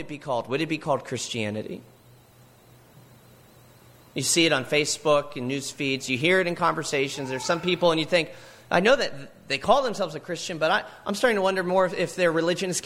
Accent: Altoona, Pennsylvania, United States; my hometown, Altoona, Pennsylvania

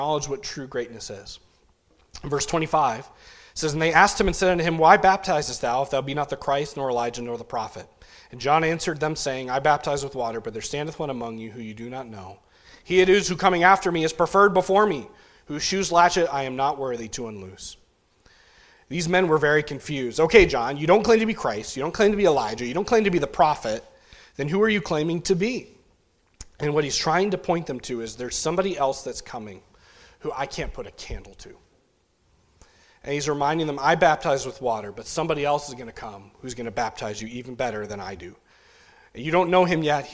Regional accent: New England, United States; growing up in New England

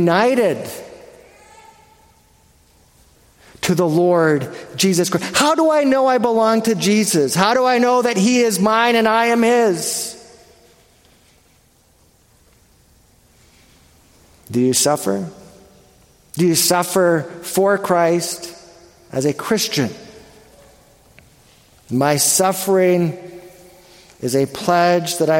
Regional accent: Canada; I'm Canadian

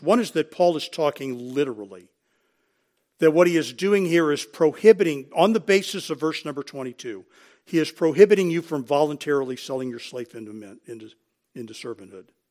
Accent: United States; we are Americans.

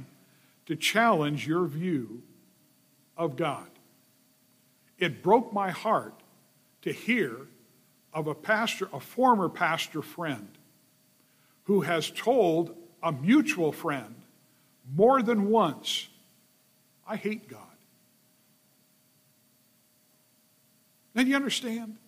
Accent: Los Angeles, California, United States; I grew up in the San Fernando Valley

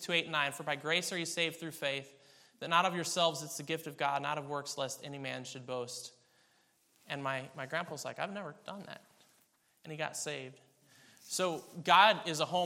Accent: Kansas, United States; I was born in Kansas.

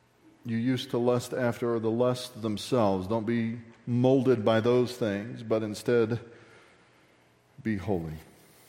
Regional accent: Texas, United States; accent: Texan; I'm too Texan

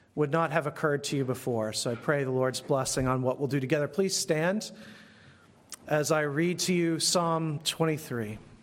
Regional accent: United States; As American Christians

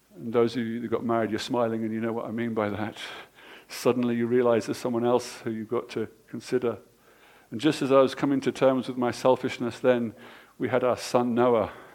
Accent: England, United Kingdom; Us English people

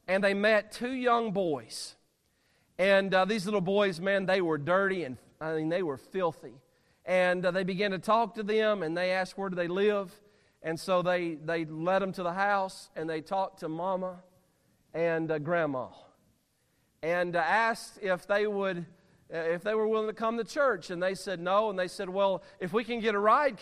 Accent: Alabama, United States; I'm from Alabama

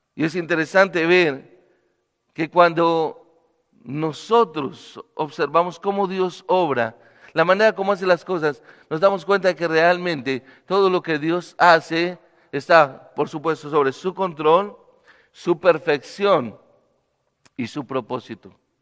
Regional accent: Bogotá, Colombia; moved away as an adult; now in Medellín, Colombia; vivo en la ciudad de Medellín, soy bogotano

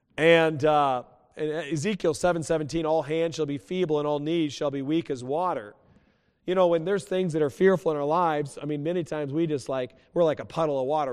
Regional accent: West Coast, United States; moved away; also born or lived in New Mexico; I grew up on the West Coast

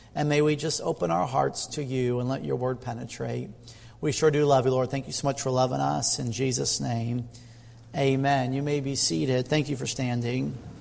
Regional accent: Midwest, United States; as a kid growing up in the Midwest

